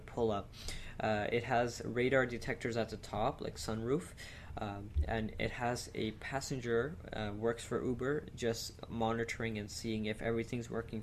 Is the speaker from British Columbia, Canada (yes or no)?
no; Quebec, Canada; they're in Quebec, my hometown